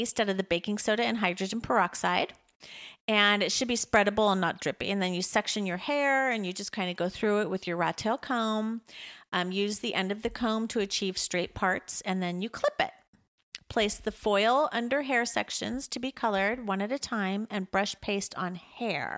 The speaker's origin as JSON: {"language": "English", "town": "La Jolla", "region": "California", "country": "United States", "tie": "born or raised there", "said": "Growing up in La Jolla was hard"}